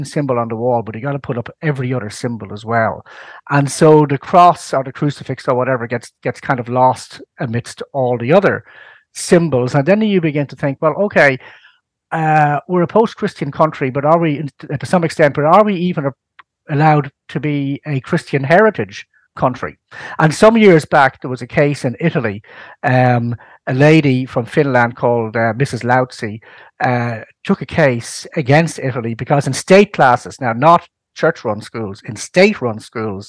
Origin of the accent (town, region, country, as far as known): Ireland